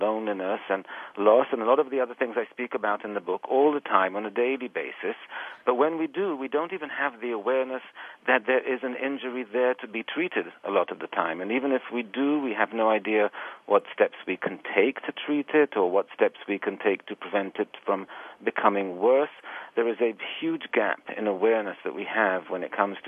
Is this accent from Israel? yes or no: yes; Israel; moved away as an adult; also born or lived in England; now in New York City, United States; I was born in England, but I was raised actually in Israel, and I've then came to the United States to do my graduate work, and I've been here quite a few years